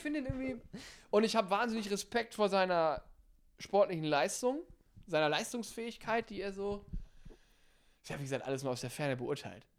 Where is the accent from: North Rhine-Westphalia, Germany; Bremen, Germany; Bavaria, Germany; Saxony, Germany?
North Rhine-Westphalia, Germany; von mir zu Hause, wo ich herkomme, aus hier Ostwestfalen da oben